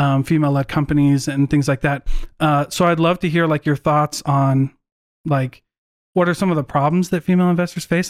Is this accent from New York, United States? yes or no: no; Iowa, United States; moved away; I was raised in Iowa